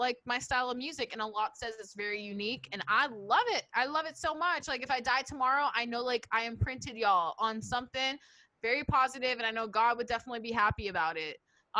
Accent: Bronx, New York, United States; like just cause I'm from the Bronx doesn't mean I need to act like ratchet.

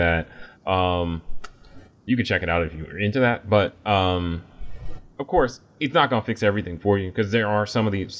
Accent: United States; as a American

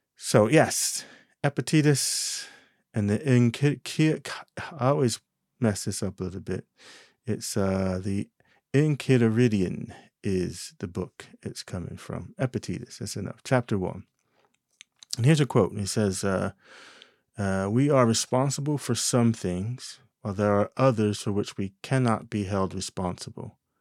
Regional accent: New Jersey, United States; moved away; In my home state, Jersey

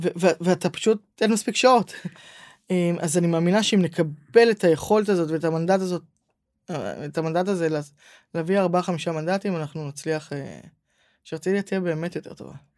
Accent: Herzliya, Tel Aviv District, Israel; הרצליה זו עיר מדהימה. אני גדלתי בה, התחנכתי

